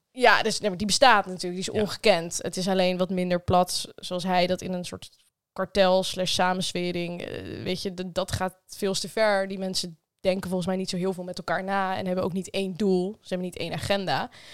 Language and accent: Dutch; Netherlands; we Nederlanders